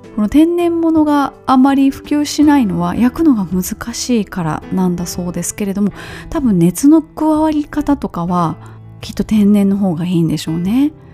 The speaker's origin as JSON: {"language": "Japanese", "town": "Kobe", "region": "Hyogo", "country": "Japan", "tie": "born or raised there", "said": "関西人そして神戸の出身"}